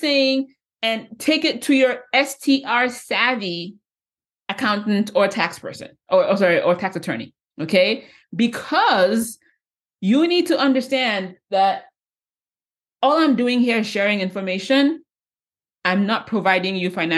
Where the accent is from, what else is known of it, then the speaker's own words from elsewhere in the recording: Nigeria; moved away; growing up back in Nigeria, I grew up in Nigeria